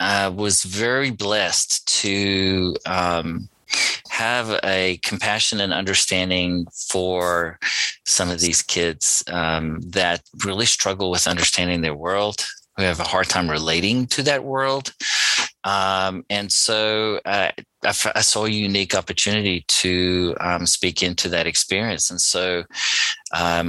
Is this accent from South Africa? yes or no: yes; South Africa; I'm South African born. I grew up in a small mining town.